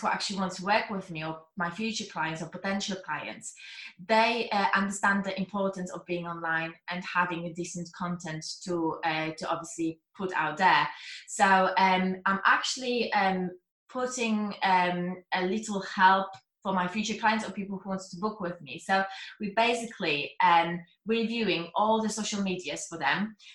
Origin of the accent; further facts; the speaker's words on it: Poland; English is a second language; moved away; I was worrying about my accent, if people are going to understand what I'm saying, because I'm Polish